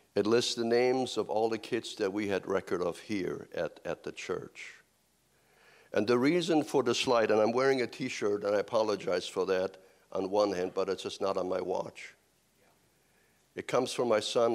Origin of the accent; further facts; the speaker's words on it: Kansas, United States; I'm from Kansas also